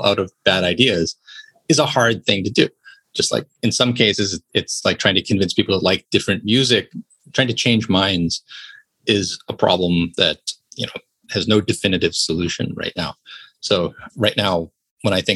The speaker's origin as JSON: {"language": "English", "country": "United States", "said": "as an American"}